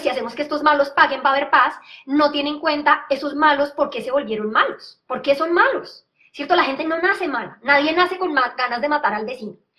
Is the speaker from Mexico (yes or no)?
no; Colombia; como colombianos